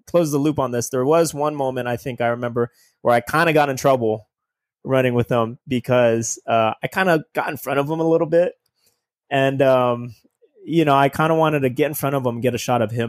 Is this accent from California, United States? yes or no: yes; Ontario, California, United States; I'm born and raised in Southern California